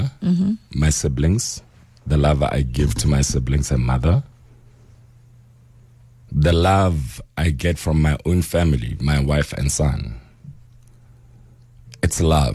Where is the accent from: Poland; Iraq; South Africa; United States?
South Africa; Northern Transvaal, Gauteng; also born or lived in Bophuthatswana; I was born in Buputatswana. I grew up in the North Transvaal, then changed to Gauteng.